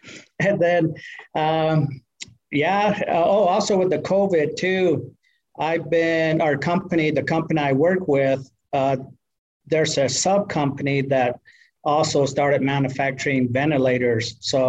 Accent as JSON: {"language": "English", "region": "New Mexico", "country": "United States", "also_born_or_lived": "Arizona", "said": "I'm from the Tewa side. Half of me is Tewa and the other half is Dene. So from New Mexico and Arizona."}